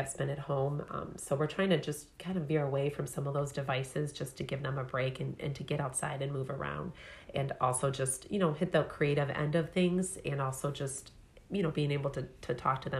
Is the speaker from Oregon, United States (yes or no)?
no; Fraser, Michigan, United States; growing up in Fraser myself